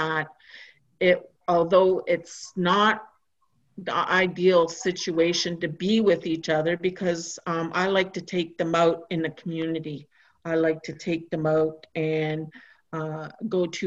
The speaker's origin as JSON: {"language": "English", "area": "Christian Island", "region": "Ontario", "country": "Canada", "second_language": "English", "moved": "yes", "said": "I come from Christian Island"}